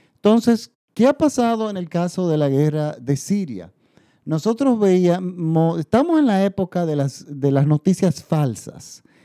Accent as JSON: {"language": "Spanish", "country": "Dominican Republic"}